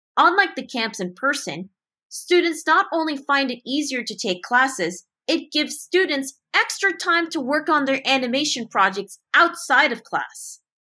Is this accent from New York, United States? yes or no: no; Montrose, California, United States; my hometown in Montrose, California